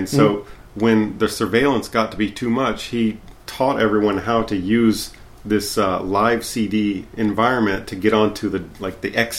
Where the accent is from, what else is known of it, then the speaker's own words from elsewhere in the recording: Louisiana, United States; also born or lived in Tennessee / Texas; I am from Louisiana